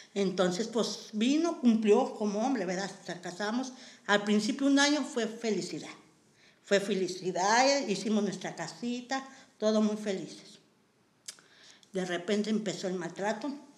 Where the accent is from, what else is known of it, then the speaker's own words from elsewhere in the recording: Matehuala, San Luis Potosí, Mexico; moved away as an adult; now in Nuevo León, Mexico; yo soy originaria de San Luis Potosí